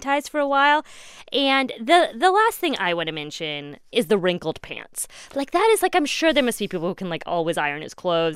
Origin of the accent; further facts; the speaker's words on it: Midwest, United States; I grew up in the Midwest.